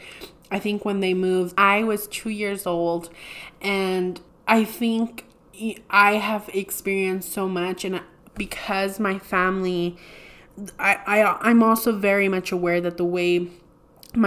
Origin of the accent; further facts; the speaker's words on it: Deming, New Mexico, United States; I opened my first store, which was Momo's Boutique in Demi, New Mexico, which is my hometown